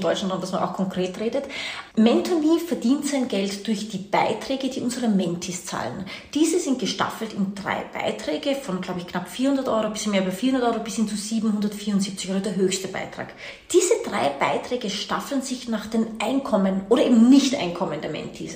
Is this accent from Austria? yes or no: yes; Austria; also born or lived in Washington / New York / India; Man hört es mir an, deine Hörer werden es mir anhören. Ich bin keine Deutsche, ich bin Österreicherin, meine Mama kommt aber aus Brasilien